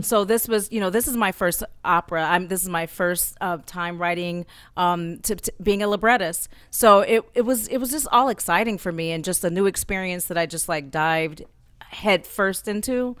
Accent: Oakland, California, United States; I'm from Oakland, California.

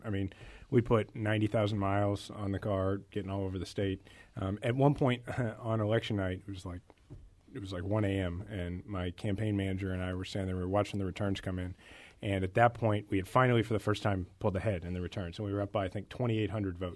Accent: Kansas City, Missouri, United States; also born or lived in Washington, D.C.; I'm originally from Kansas City

